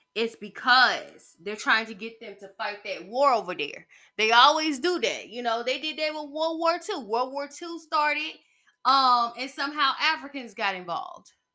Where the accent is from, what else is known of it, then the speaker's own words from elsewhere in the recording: United States; as an American citizen